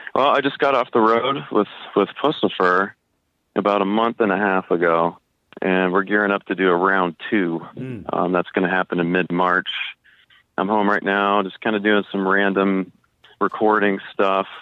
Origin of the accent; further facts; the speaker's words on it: Tucson, Arizona, United States; I grew up in Tucson, Arizona